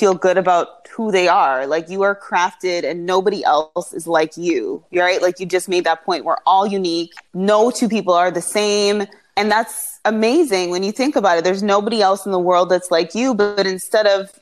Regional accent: Toronto, Ontario, Canada; also born or lived in Montreal, Quebec, Canada; I was born in Montreal. I moved from Montreal when I was like a toddler. I think I was like 3 years old to a suburb in Toronto

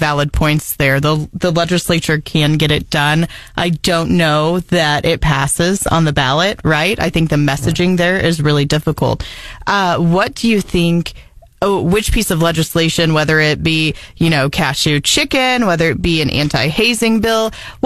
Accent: Lead Belt, Missouri, United States; I am from the Lead Belt

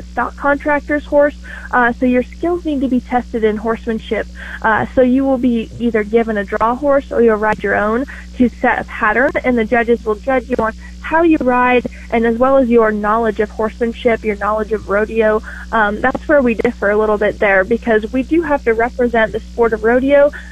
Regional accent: Nebraska, United States; my home state

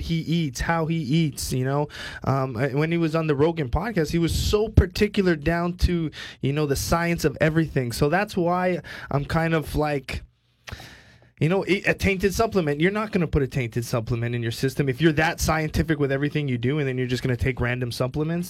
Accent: Canada; I'm from Canada

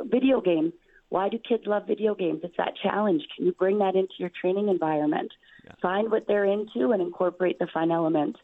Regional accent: Saskatchewan, Canada; I'm so proud to be from this province. I'm so proud to be coaching the university in my hometown

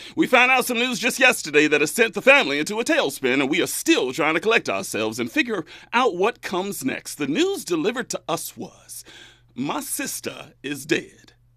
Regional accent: Bakersfield, California, United States; moved away; back in my hometown of Bakersfield

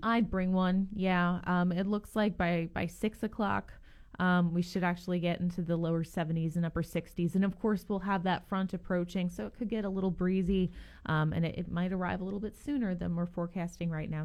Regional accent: Northeast, United States; now in Gainesville, United States; I'm originally from the Northeast

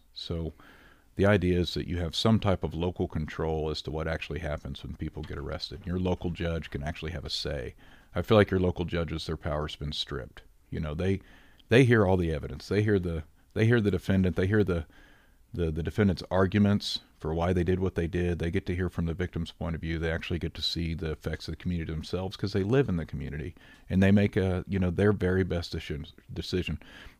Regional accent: Rogersville, Missouri, United States; born or raised there

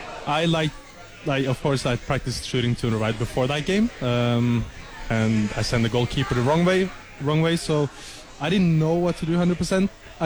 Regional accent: Skien, Vestfold, Norway; moved away as an adult; now in Lubbock, United States; I'm from Norway, from a small city called Skien.

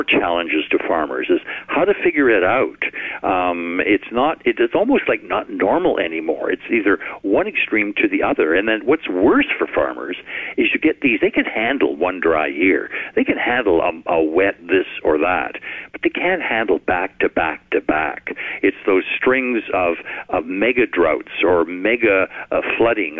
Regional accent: Canada

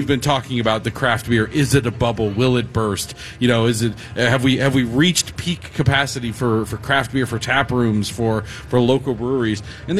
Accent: St. Paul, Minnesota, United States; You St. Paul snob over there. I'm from St. Paul.

